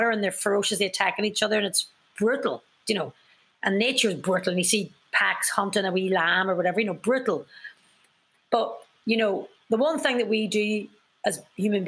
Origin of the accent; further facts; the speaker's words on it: Ireland; as Irish people